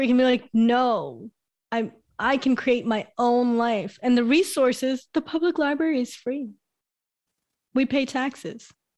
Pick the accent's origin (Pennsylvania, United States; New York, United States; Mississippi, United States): New York, United States; Brooklyn; born there; So I was born in New York, Brooklyn, New York, 1991.